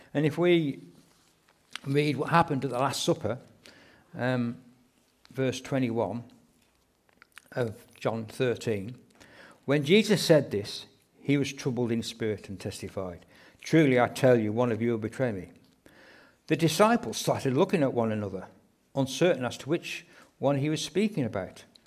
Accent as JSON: {"language": "English", "region": "England", "country": "United Kingdom", "said": "we're quite reserved being English people"}